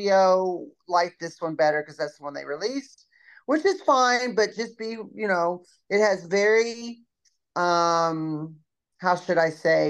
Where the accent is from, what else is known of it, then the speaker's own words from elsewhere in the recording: Kentucky, United States; now in Texas, United States; I live in Texas. I'm from Kentucky.